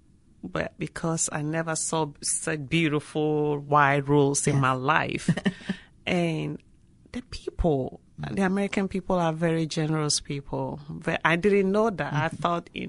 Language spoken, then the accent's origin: English; northern Ghana, Ghana; moved away as an adult; now in United States; I grew up in the northern part, and also I went to college in the south.